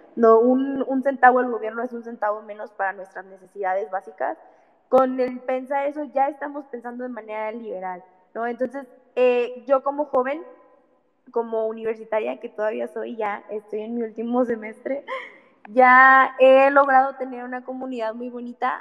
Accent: Mexico; somos mexicanos, vivimos en este país

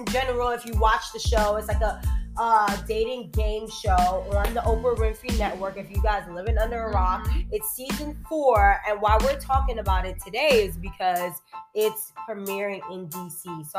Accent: New York City, New York, United States; now in Washington, D.C. area, United States; I'm from New York, born and raised, but I live out here now in the DMV area.

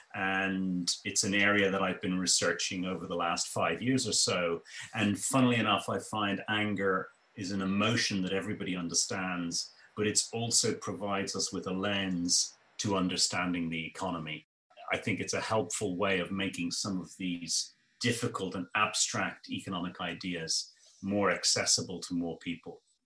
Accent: Ireland; grew up in ireland and i was a, my mother was a migrant

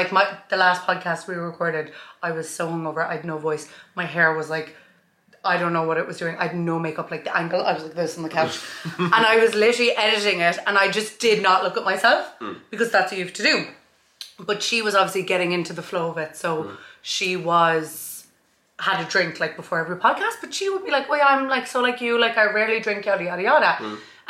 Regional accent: County Kerry, Ireland; I was in Dublin recently. They were like, you don't sound like you're from Kerry.

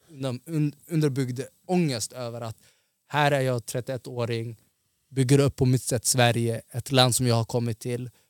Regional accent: Somalia; now in Sweden; jag är ortgrabb, jag är afrikan, jag är somalier, jag är muslim.

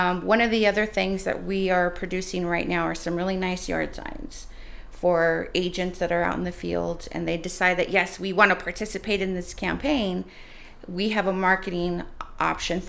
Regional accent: Fresno County, California, United States; moved away as an adult; now in San Diego, United States; I'm from a very small farming community in the county of Fresno called Fireball. And growing up there, I had a lot of close friends

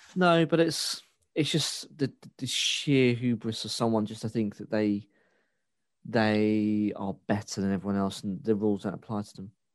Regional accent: United Kingdom; the Britishness in me

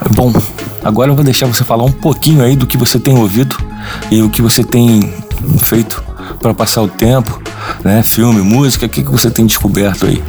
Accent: Rio de Janeiro, Brazil; nós somos aqui do Rio de Janeiro

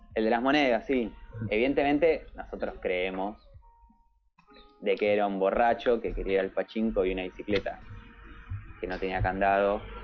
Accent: Argentina; moved away as an adult; also born or lived in Spain; now in Japan; yo soy argentino

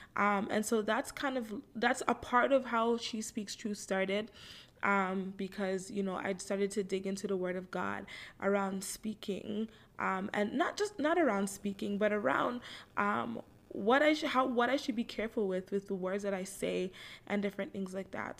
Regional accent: Toronto, Ontario, Canada; I live in Toronto, Canada. Um, I'm 30 years old. I was born right here in Toronto.

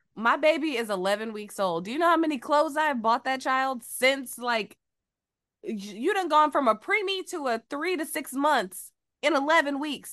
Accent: Georgia, United States; moved away as an adult; also born or lived in Phenix City, Alabama; now in Los Angeles, United States; I am from Georgia

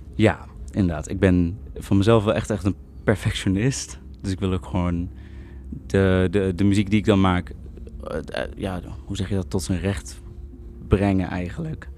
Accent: Utrecht, Netherlands; ik kom dus uit Utrecht

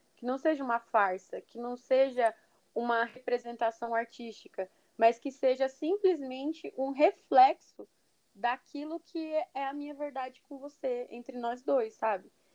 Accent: Brazil; Eu, sou brasileira

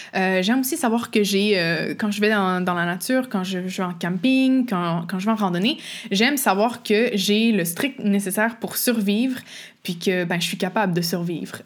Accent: Quebec, Canada; je suis québécoise, vous l'entendez peut-être avec mon accent ou les expressions que j'utilise

